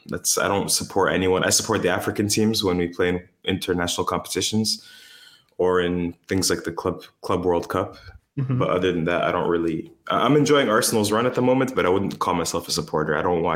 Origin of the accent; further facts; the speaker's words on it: Windsor, Ontario, Canada; moved away as an adult; also born or lived in Detroit, Michigan; now in Algeria; I grew up in Windsor, Ontario. So from the age of 2 to 24, 25, and just about until I finished university. That's where I grew up. And yeah, and then I moved to Algeria.